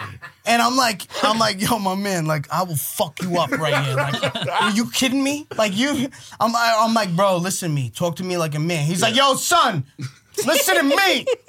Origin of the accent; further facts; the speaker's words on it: Long Island, New York, United States; I'm from Long Island.